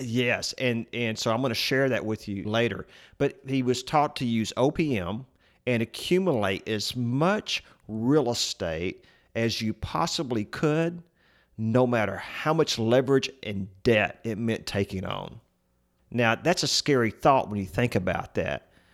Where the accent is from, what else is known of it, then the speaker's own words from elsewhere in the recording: Central Texas, United States; we're from Central Texas, And I can remember growing up as a boy going with my dad to see all the different properties we owned